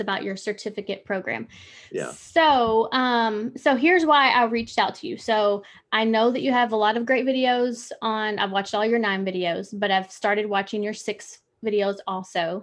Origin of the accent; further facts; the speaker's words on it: Paducah, Kentucky, United States; moved away as an adult; now in Nashville, United States; I live in Nashville now, but um, I'm from like Paducah, Western Kentucky